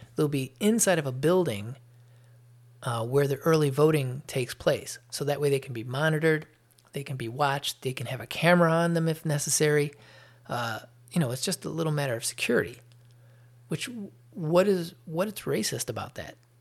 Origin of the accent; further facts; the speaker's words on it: Chicago, Illinois, United States; also born or lived in Atlanta suburbs, Georgia; now in Atlanta, United States; I was born in Chicago. I'm now living in the lovely state of Georgia in the north, uh, eastern suburbs of Atlanta